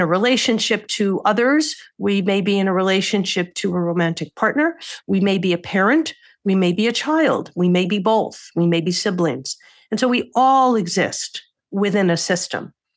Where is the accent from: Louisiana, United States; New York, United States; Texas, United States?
New York, United States; I'm a New Yorker